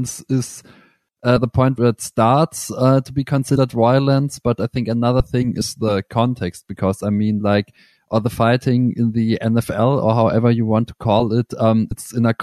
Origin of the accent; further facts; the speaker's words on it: Germany; I'm from Germany